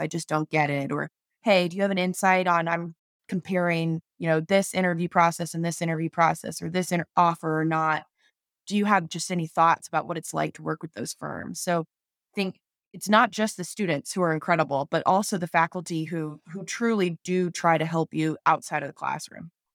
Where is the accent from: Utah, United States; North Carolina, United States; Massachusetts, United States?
North Carolina, United States; I grew up in North Carolina and just love the Southeast